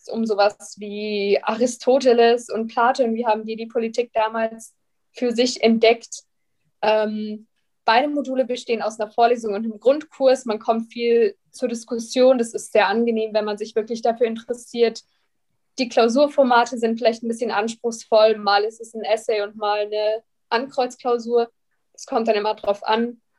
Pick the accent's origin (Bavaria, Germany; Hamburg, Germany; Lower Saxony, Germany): Bavaria, Germany; Ich komme aus der Nähe von München, habe dann die LMU genommen